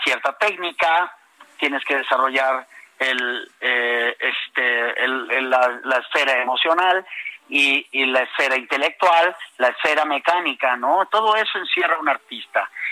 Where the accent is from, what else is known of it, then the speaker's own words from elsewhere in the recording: Villahermosa, Tabasco, Mexico; also born or lived in Tapachula, Chiapas; mis hermanos y yo nacimos en Tapachula, Chiapas, y desde muy chicos crecimos, desde muy chicos crecimos en, Villahermosa, Tabasco.